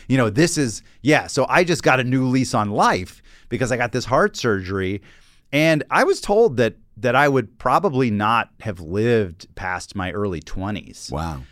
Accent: Atlanta, Georgia, United States; I grew up in Atlanta

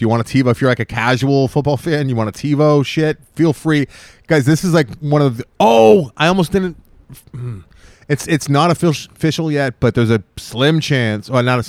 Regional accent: California, United States; Because we're all from California

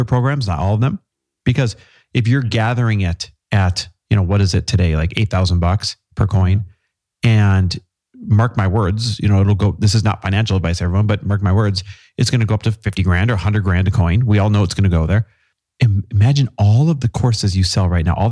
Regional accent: Midwest, United States; now in Southern California, United States; I grew up in the Midwest

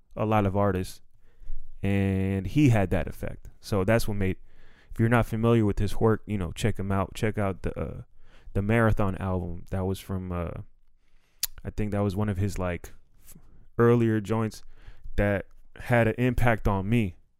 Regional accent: Silver Spring, Maryland, United States; moved away; also born or lived in Los Angeles; I'm from Silver Spring, Maryland.

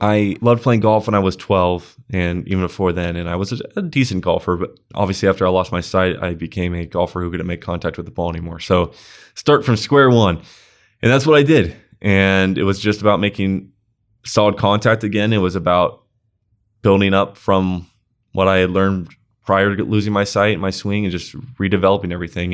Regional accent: Huntington Beach, California, United States; I was born in Huntington Beach and I have lived there ever since

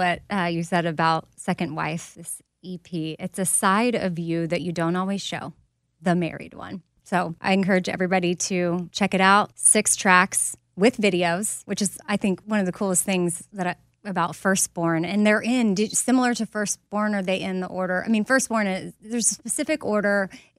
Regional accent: Texas, United States; I'm from Texas.

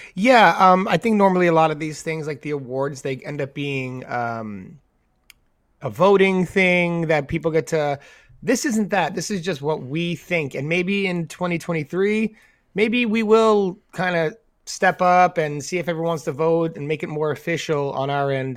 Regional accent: New York, United States; being New Yorkers, having been born and raised in New York

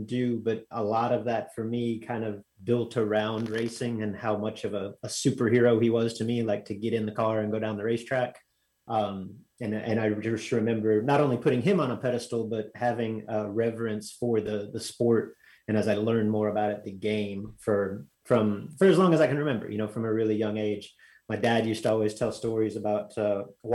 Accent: Southern California, United States; I was born in Southern California

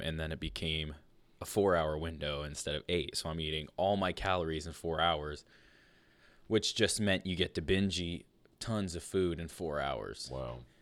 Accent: Fort Fairfield, Maine, United States; also born or lived in Limestone, Maine; we grew up in Fort Fairfield and Limestone, and there was not many people around.

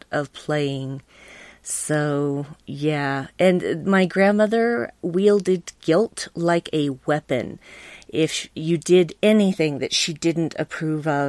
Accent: Salt Lake City, Utah, United States; also born or lived in Bountiful, Utah / Centerville, Utah; I was mostly raised both in Salt Lake City, which is the capital city of Utah, and Centerville, which is about 10 miles north of there

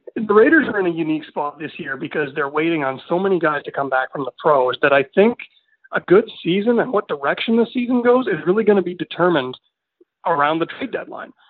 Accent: Winnipeg, Manitoba, Canada; moved away as an adult; also born or lived in Estevan, Saskatchewan; now in Prince Albert, Canada; I'm born and raised in Winnipeg. I was there for 24 years

